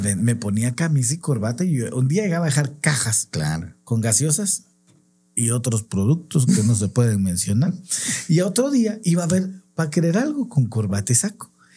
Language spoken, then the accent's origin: Spanish; Guatemala; en mi país, en Guatemala, que está en Centroamérica